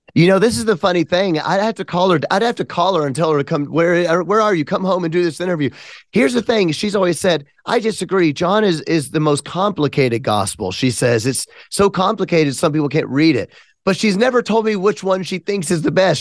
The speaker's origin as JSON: {"language": "English", "town": "Memphis", "region": "Tennessee", "country": "United States", "said": "I'm from Memphis."}